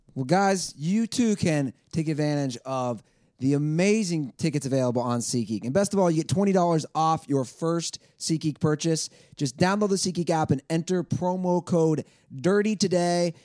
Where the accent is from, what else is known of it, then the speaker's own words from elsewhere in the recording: Cincinnati, Ohio, United States; I grew up in Cincinnati, Ohio